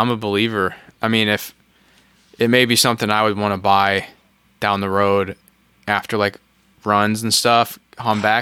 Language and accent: English; Missouri, United States; now in Florida, United States; technically, I guess I'm from Missouri. So born yeah. and raised.